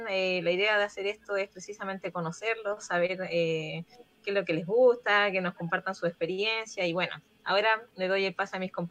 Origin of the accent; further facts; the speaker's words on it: Chile; soy de Chile.